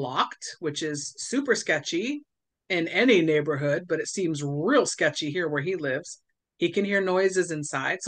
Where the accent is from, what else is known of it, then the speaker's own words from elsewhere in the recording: Southern California, United States; I grew up in Southern California, and so it was curse words mixed with surfer slang and Southern California slang